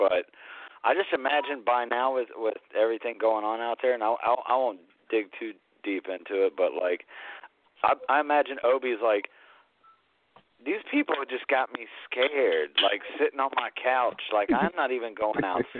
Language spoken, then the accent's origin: English; Atlanta, Georgia, United States; moved away; where I grew up in Atlanta